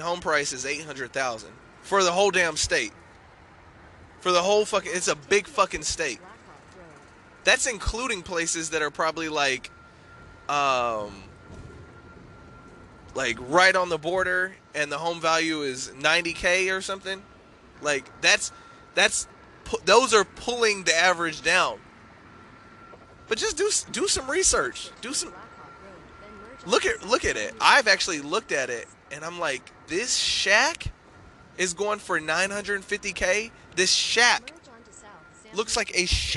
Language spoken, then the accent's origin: English; Texas, United States; Being a Texan